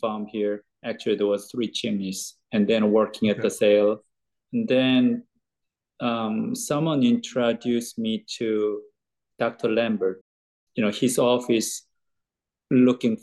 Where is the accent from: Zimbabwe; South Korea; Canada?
South Korea; moved away as an adult; now in Kentucky, United States; I'm originally from Korea. I grew up there.